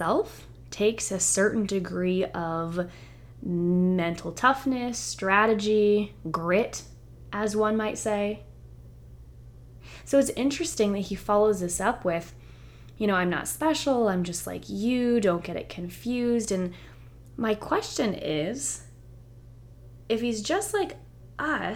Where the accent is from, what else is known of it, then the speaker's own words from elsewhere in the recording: the South, United States; Growing up in the South, it just reminds me of like grits